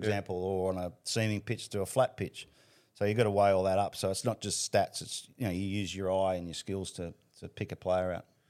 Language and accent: English; Sydney, New South Wales, Australia; We, we grew up in Panaini, which is about ten minutes from Bankstown Trots